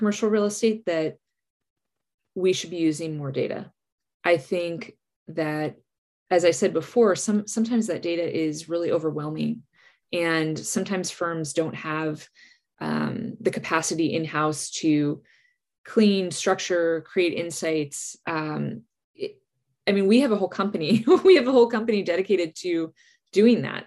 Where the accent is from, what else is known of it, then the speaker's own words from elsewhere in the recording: New Jersey, United States; where I grew up in New Jersey